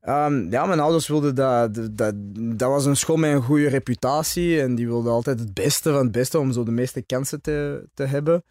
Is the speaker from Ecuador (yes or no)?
no; Antwerp, Flanders, Belgium; first language French; Dutch is a second language; moved away as an adult; also born or lived in Brussels; ik ben dan in Antwerpen geboren en opgegroeid in Antwerpen